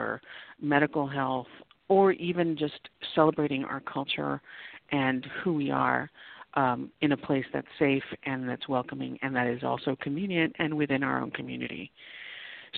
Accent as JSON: {"language": "English", "region": "South Texas", "country": "United States", "tie": "born or raised there", "also_born_or_lived": "Nuevo Laredo, Mexico / San Antonio", "moved": "as an adult", "lives_now": "Los Angeles, United States", "said": "I'm born and raised in South Texas"}